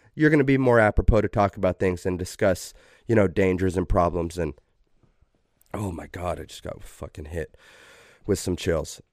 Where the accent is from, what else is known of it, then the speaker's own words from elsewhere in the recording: Idaho, United States; Preston, Idaho, which is, like, an hour away from my hometown.